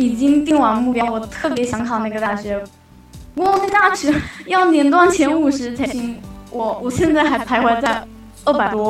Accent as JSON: {"language": "Chinese", "region": "Fujian", "country": "China", "said": "我是福建的。"}